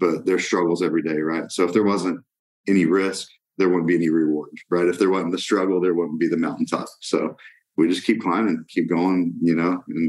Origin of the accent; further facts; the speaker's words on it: Brazil; I wouldn't change my mission field growing up in Brazil as a missionary's kid.